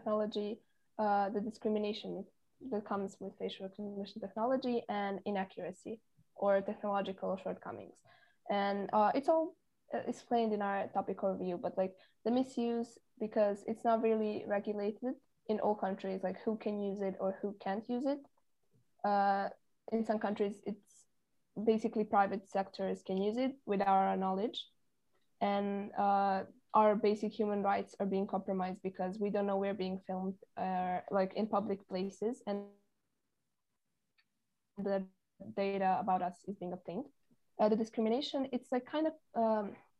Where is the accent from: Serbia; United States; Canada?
Serbia; Novi Sad, Vojvodina; I come from a beautiful country called Serbia, more specifically the city of Novi Sad